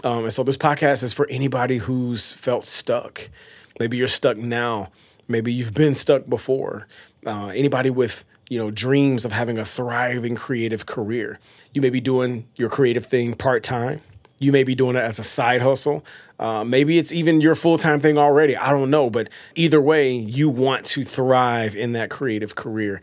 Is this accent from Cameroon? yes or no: no; Batesville, Arkansas, United States; also born or lived in Oakland, California; Grew up in a town called Batesville, Arkansas